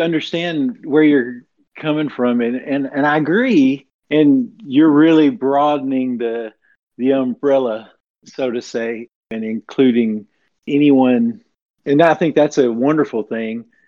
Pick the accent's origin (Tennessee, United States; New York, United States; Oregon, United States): Tennessee, United States; I'm from the southeast U.S. In Ten- I'm in Tennessee, and I've lived here my entire life